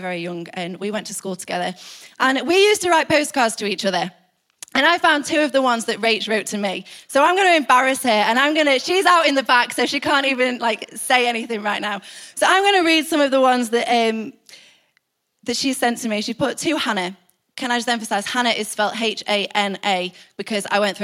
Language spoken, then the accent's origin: English; United Kingdom; we're British